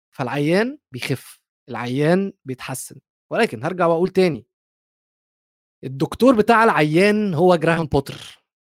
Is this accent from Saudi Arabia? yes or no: no; Egypt; عندنا في مصر